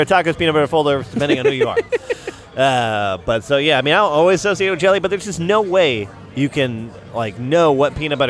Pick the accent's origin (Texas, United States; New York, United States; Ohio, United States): Texas, United States; The Woodlands; now in Houston, United States; I'm from the Woodlands.